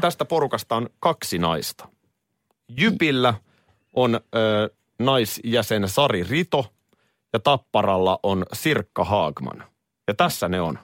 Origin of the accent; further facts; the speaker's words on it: Nurmijärvi, Uusimaa, Finland; Nurmijärven pojat pääsi ison maailmaan